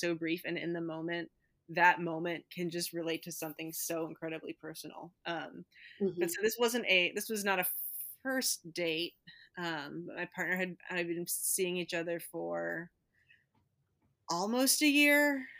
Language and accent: English; Midwest, United States; being a Midwesterner